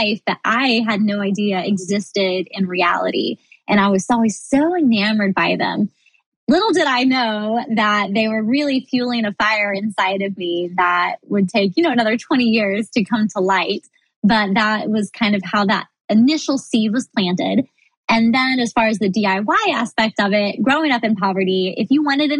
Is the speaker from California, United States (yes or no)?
no; Missouri, United States; now in Florida, United States; I grew up in Missouri